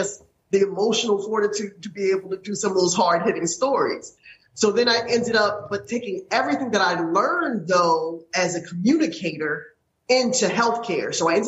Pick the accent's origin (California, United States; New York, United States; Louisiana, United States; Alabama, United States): Louisiana, United States; also born or lived in Dallas; now in South Jersey, United States; Born in Louisiana. I've spent most of my life in Louisiana.